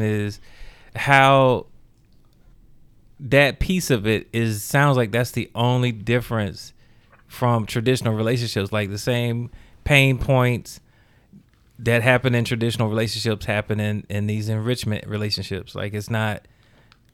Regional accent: Macon, Georgia, United States; I'm from Macon, Georgia.

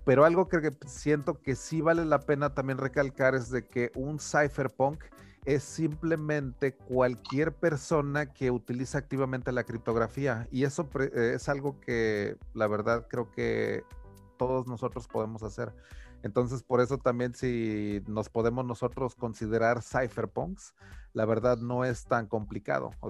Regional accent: Venezuela

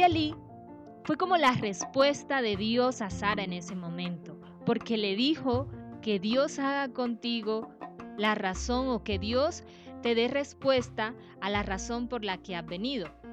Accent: Sampués, Sucre, Colombia; moved away; Yo nací en San Pues

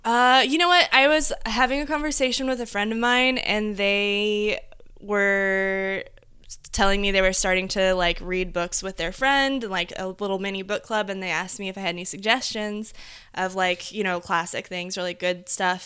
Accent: Indiana, United States; I, I grew up in Indiana

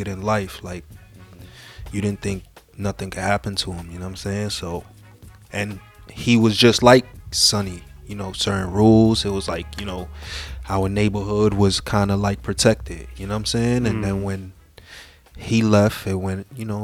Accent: New York City, New York, United States; Spanish Harlem, born and raised

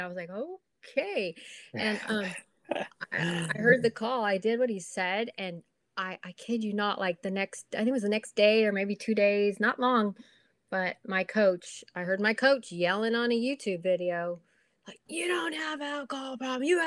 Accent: Corona, California, United States; also born or lived in Huntington Beach, California; I'm from Corona, California

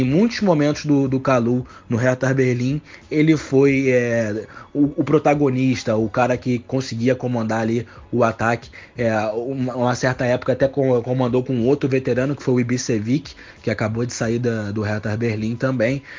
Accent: Rio de Janeiro, Brazil; sou do Rio de Janeiro.

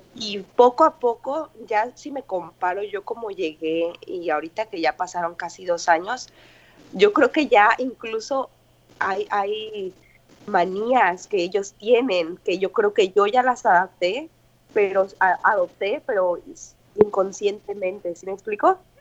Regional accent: Morelia, Michoacán, Mexico; moved away as an adult; now in Ho Chi Minh City, Vietnam; soy mexicana de Morelia, Michoacán

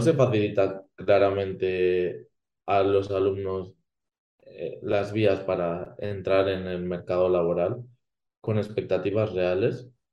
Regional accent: Spain; que conozco la cultura de, mi país

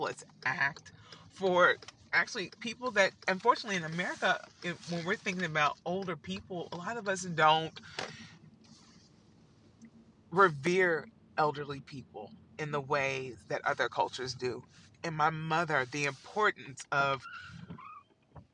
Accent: Evansville, Indiana, United States; now in New York, United States; I'm from Evansville, Indiana

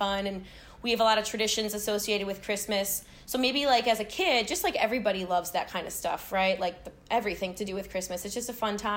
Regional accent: Chicago, Illinois, United States; I am from Chicago

